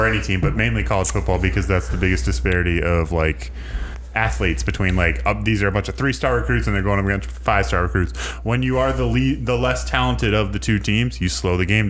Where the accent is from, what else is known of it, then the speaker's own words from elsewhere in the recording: California, United States; as a Californian